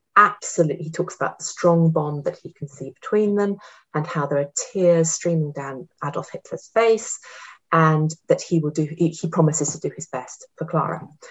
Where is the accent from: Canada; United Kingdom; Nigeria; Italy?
United Kingdom; I'm ostensibly British, but I also have an Austrian passport nowadays